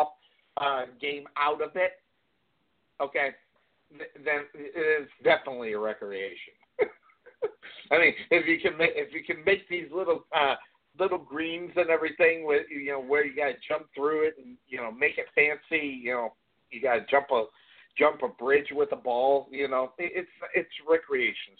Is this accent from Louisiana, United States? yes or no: no; Phoenix, Arizona, United States; I'm from Phoenix, Arizona, in the area